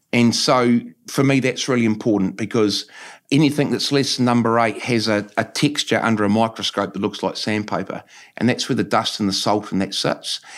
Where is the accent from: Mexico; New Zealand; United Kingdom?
New Zealand; New Plymouth, Taranaki; Yep, born and bred on Frankley Road, actually, so haven't moved too far.